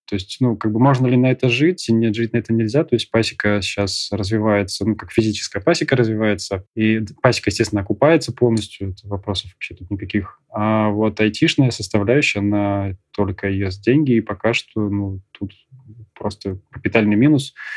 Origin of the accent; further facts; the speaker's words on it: Saint Petersburg, Russia; now in Krasnodar, Russia; в Питере, откуда я родом